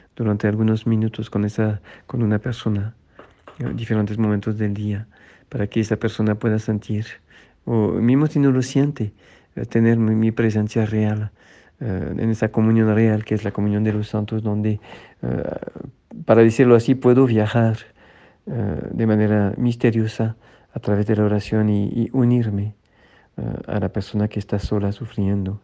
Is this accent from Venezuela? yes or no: no; France; now in Mexico; en Francia, en mi tierra